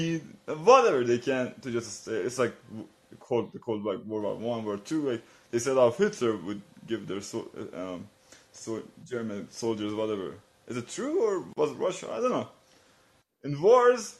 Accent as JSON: {"language": "English", "country": "Iran"}